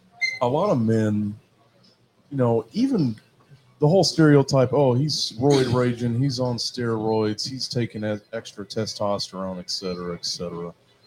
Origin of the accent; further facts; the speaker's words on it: Cincinnati, Ohio, United States; when I was 6 months old, we moved to Ohio, and I grew up in Cincinnati, you know. So by default, I'm from here